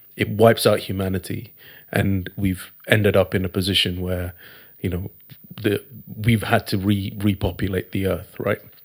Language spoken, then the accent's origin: English; Thiruvananthapuram, Kerala, India; I come from India, I come from a place called, uh, Trivandrum in Kerala.